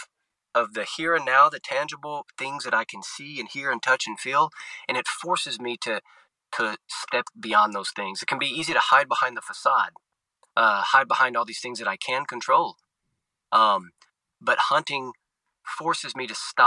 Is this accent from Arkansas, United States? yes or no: yes; Arkansas Delta, United States; also born or lived in Southern Louisiana / Rome, Italy / Little Rock, Arkansas; I was born and raised in the Arkansas Delta, right in the heartland of the United States, in the Mississippi River Delta there